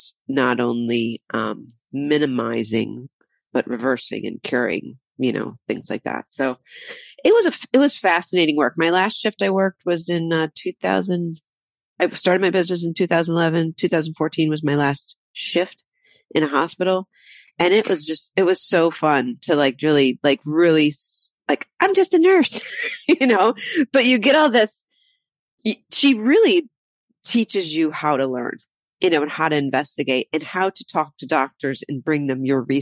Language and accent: English; Ohio, United States; moved away as an adult; also born or lived in Michigan / Las Cruces, New Mexico; I grew up in Ohio